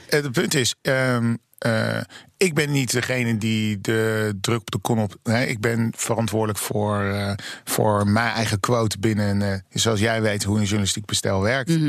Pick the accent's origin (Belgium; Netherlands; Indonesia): Netherlands; Rotterdam, South Holland; moved away as an adult; now in Amsterdam, Netherlands; in ben Rotterdammer